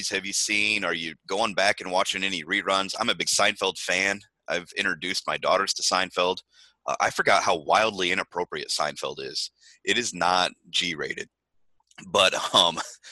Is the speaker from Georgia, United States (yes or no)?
no; Indiana, United States; I'm from Indiana